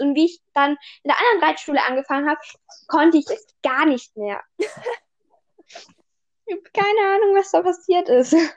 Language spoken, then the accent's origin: German; Austria; bei uns in Österreich, halt, ich war letztes Jahr halt im ersten Gym